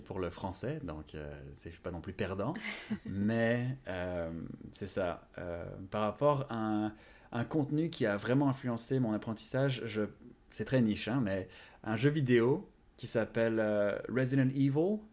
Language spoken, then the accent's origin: French; France; first language Japanese; moved away as an adult; now in Montreal, Canada; je suis né en France, donc c'est le français